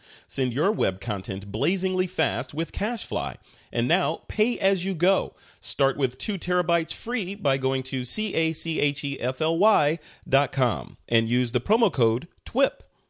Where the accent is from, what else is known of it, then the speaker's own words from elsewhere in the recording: Chicago, Illinois, United States; since I was in Chicago speaking at the Out of Chicago conference, and I'm from Chicago